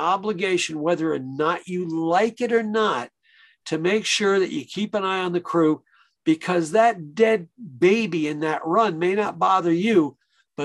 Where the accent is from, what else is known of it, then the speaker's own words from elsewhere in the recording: Long Island, New York, United States; growing up on Long Island, we had a lot of delis